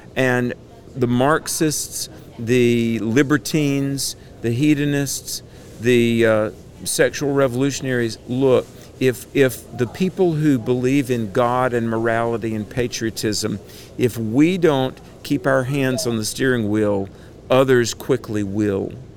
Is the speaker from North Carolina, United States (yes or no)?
yes; Greensboro, North Carolina, United States; my hometown of Greensboro, North Carolina